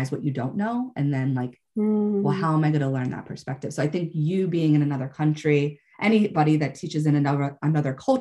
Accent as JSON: {"language": "English", "country": "United States", "said": "I'm coming from the American perspective"}